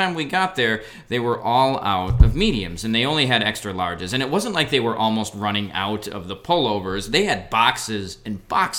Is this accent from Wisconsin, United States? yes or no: yes; Wisconsin, United States; So I'm from Wisconsin, hence the Brewers love before.